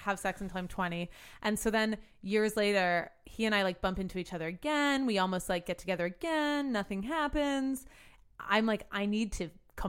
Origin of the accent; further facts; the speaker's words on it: New Orleans, Louisiana, United States; we're from New Orleans.